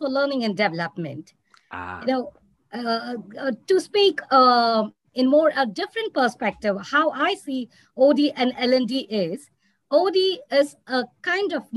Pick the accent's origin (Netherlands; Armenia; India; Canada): India; South India; moved away as an adult; now in Qatar; being an Indian and particularly South Indian